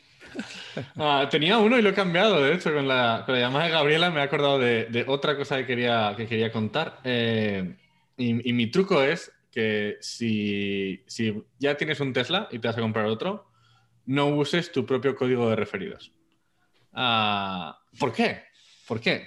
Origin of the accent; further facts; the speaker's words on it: Zaragoza, Aragon, Spain; yo soy de Zaragoza.